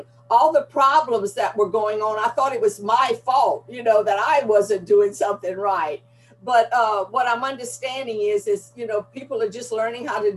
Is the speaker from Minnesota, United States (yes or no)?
no; Gonzales, Louisiana, United States; accent: Southern drawl; now in Houma, United States; I was born in a town of Gonzales, Louisiana, which is a Cajun community